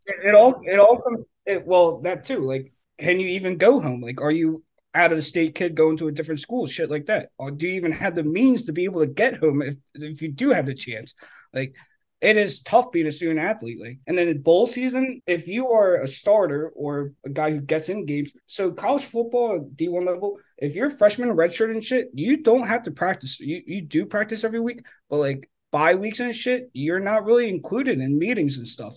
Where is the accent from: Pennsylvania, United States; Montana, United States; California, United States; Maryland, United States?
Pennsylvania, United States; Philadelphia; I was from Philly